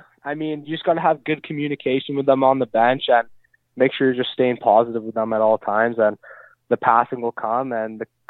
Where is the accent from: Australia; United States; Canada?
Canada; North Vancouver, British Columbia; I'm actually born and raised in North Vancouver, British Columbia.